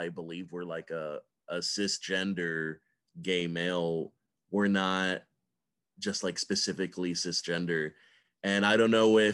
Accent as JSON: {"language": "English", "region": "Georgia", "country": "United States", "tie": "born or raised there", "said": "I grew up in Georgia"}